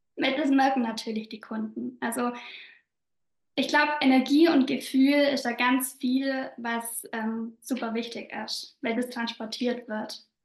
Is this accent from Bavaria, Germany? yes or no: yes; southern Bavaria, Germany; accent: Bavarian dialect; komme aus Südbayern, was man bestimmt auch so ein bisschen an meinem Dialekt hört